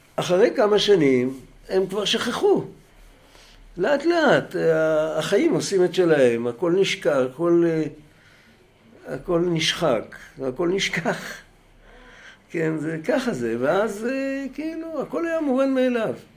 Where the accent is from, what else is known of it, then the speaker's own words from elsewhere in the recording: Bnei Brak, Tel Aviv District, Israel; אני בני ברקי